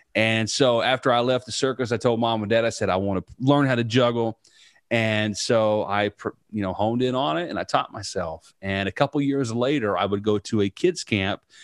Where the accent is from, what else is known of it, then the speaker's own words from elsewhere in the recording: Southern Indiana, United States; growing up in Southern Indiana, right out in the middle of a cornfield